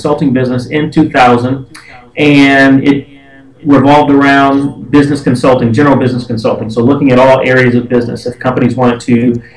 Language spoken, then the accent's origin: English; Detroit, Michigan, United States; born and raised in Detroit